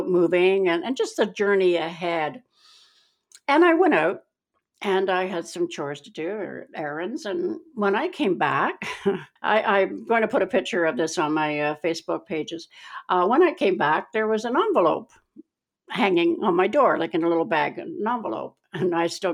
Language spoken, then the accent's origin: English; Keswick, Ontario, Canada; also born or lived in Meaford; when we were growing up in Keswick, Ontario